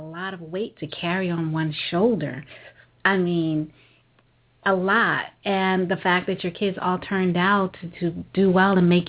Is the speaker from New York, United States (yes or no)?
yes; New York, United States; moved away; And I am originally from New York, and I do have a whole bunch of my people that I work with are in New York as well.